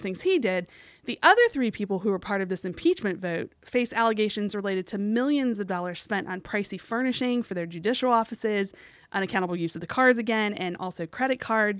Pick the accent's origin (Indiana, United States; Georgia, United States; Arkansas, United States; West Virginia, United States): West Virginia, United States; my home state